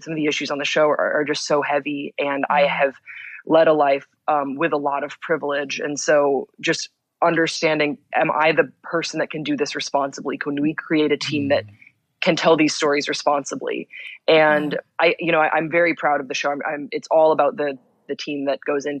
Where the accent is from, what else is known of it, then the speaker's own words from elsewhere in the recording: Belgium; moved away as an adult; now in United States; I grew up in Belgium, which is a very secular country.